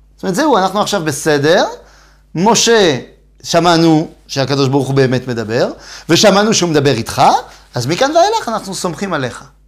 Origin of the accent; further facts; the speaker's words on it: Metz, Grand Est, France; moved away; אני בא ממץ, נכון? זה עיר, זה עיר בצפון מזרח צרפת